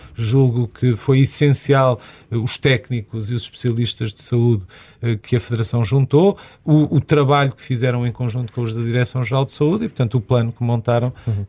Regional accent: Viseu, Portugal; also born or lived in Porto; eu sou de Viseu

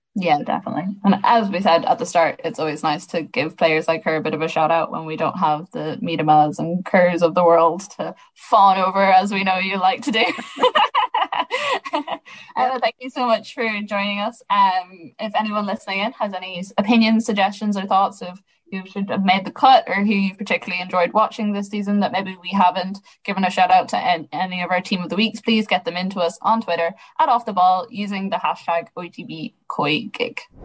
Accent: Sligo, Connacht, Ireland; I'm from Sligo

